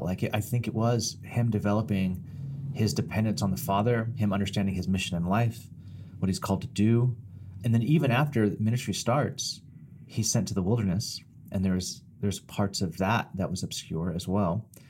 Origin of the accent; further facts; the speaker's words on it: Bakersfield, California, United States; a long time in Bakersfield, my hometown